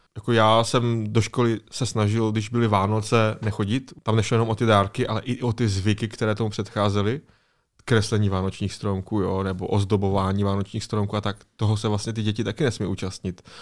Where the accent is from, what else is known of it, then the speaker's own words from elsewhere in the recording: Czechia; Tady u nás v Česku